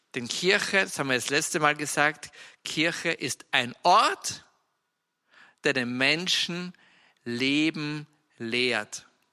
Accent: Styria, Austria; ich bin ja Steirer und Steirer sind von Natur aus, also Steirer ist ein kleines Bundesland in der Alpenrepublik Österreich

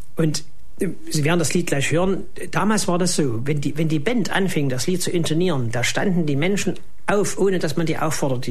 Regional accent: East Germany, Germany; bei uns in der DDR

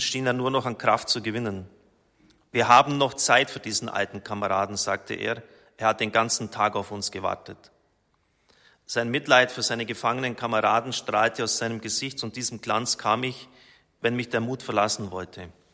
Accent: Germany; als Deutscher

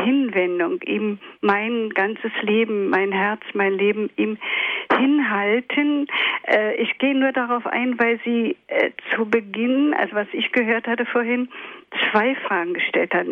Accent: Berlin, Germany; ich bin aus Ostberlin.

